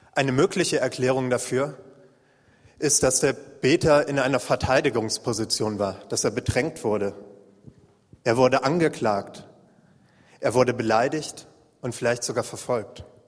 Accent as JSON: {"language": "German", "area": "Waldeck", "region": "Northern Hesse", "country": "Germany", "tie": "born or raised there", "moved": "yes", "said": "eine kleine Jesus Freaks Gruppe in Nordhessen in meiner Heimat"}